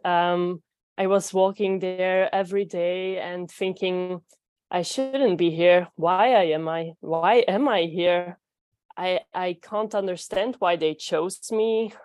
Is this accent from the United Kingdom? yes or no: no; Belgium; English is a second language; I am from Belgium